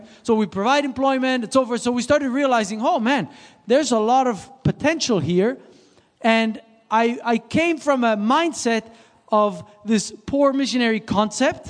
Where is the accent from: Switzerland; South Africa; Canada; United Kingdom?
Switzerland; moved away; I grew up in Switzerland.